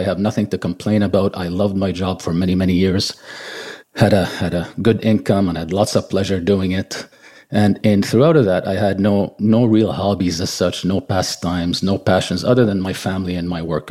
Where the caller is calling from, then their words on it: Montreal, Quebec, Canada; also born or lived in Lebanon; I was actually born in Lebanon, of all places, but I've lived here most of my life.